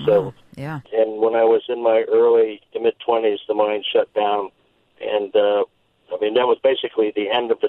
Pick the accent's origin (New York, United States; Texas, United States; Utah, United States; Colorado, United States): Colorado, United States; Leadville; I grew up in Leadville, Colorado, which was a mining town. I mean, there was a mine there, a very large mine, employed 3,000 people in a town of 7,000 people.